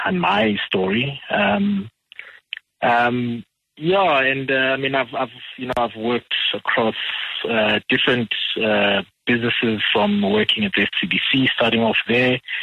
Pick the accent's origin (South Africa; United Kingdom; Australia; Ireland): South Africa; Soweto, Gauteng; I'm a simple Soweto boy. I'm born and bred in Dube.